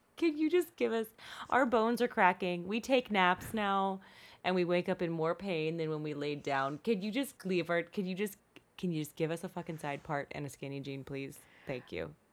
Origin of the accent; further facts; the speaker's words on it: Eastern Shore, Maryland, United States; now in California, United States; there's a middle part on that peninsula on the Eastern Shore that's, like, bleh. That's where I grew up.